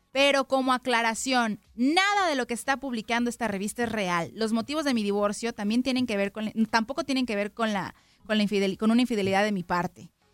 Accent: Mexico; yo como mexicana

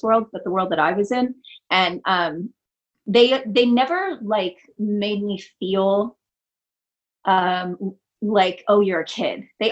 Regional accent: outside Los Angeles, California, United States; also born or lived in Detroit, Michigan; I grew up outside of LA. I grew up first in Vista, and then, which is kind of a San Diego-y neighborhood, and then out toward San Bernardino, Riverside area

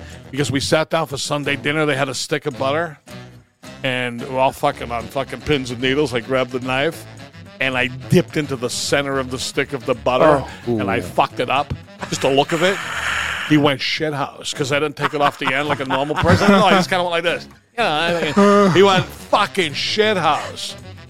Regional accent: Somerville, Massachusetts, United States; We came from Somerville. It was in San Jose, too. It wasn't L.A.

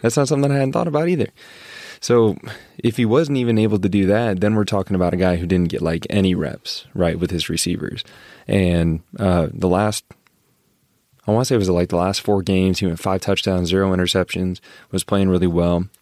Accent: Brandon, South Dakota, United States; moved away; I'm from Brandon Valley

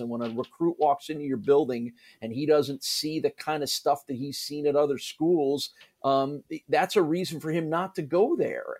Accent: New Jersey, United States; also born or lived in Syracuse; now in Buffalo, United States; I grew up in New Jersey in the New York area

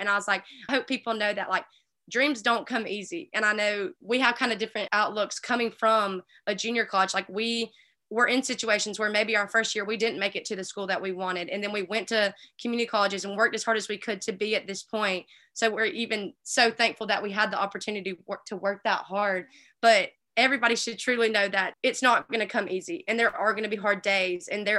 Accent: Alabama, United States; Growing up in Alabama, never really considered Ole Miss, I don't think.

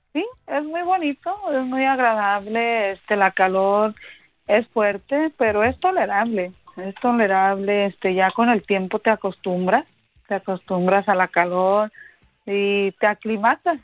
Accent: Aguascalientes, Mexico; now in Phoenix, United States

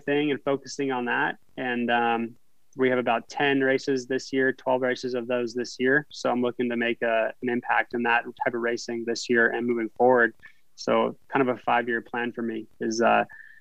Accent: a small town in Northern California, United States; moved away as an adult; now in Idaho, United States; I was from a small town in Northern California. And I grew up in an area where I could ride my BMX bike downtown and feel safe

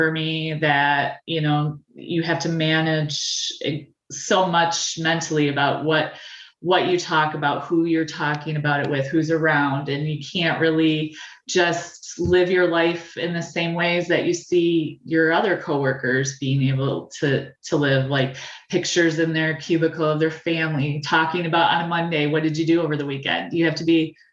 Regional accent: Bay City, Michigan, United States; I was born and raised in the Great Lakes Bay Area in Bay City

